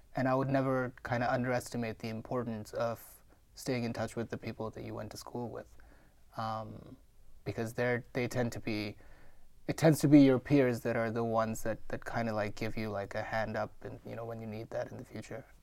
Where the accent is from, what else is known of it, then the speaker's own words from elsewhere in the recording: Mumbai, Maharashtra, India; moved away; I'm born and raised in India.